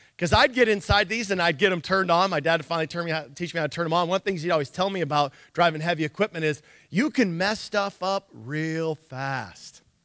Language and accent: English; Nikiski, Alaska, United States; I grew up um, like a like a farm kid almost when I grew up in Nikiski